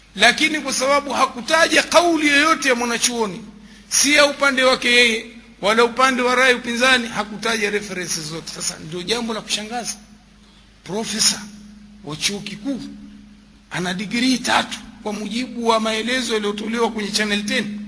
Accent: Tanga, Tanga Region, Tanzania; kule kwetu Tanga

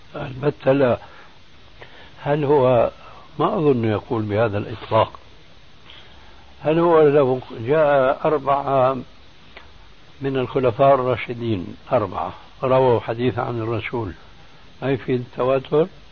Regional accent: Syria; عندنا في سوريا

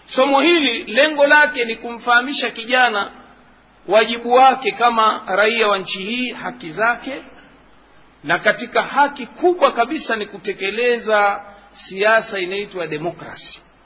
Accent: Tanga, Tanga Region, Tanzania

